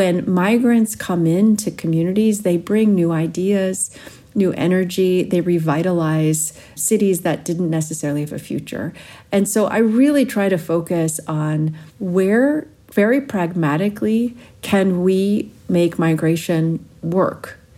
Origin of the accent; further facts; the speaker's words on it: Pittsburgh, Pennsylvania, United States; also born or lived in Ohio; When I was 9 years old, I moved from Ohio to Pittsburgh to a very Jewish community